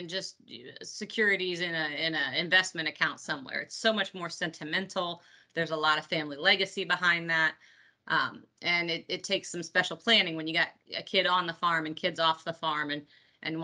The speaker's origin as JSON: {"language": "English", "town": "Peru", "region": "Indiana", "country": "United States", "tie": "born or raised there", "said": "I am in Peru, Indiana this morning speaking to you, which is my hometown and where my family farm is"}